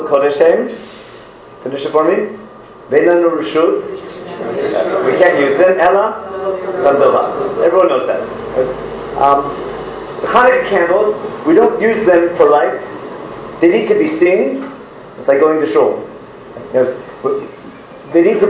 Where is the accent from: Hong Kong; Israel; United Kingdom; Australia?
Israel; I'm from Israel